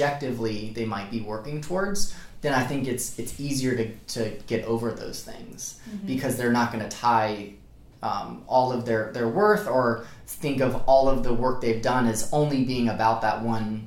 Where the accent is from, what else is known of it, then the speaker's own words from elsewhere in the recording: Charlotte, North Carolina, United States; moved away as an adult; now in Charleston, United States; I grew up mostly in Charlotte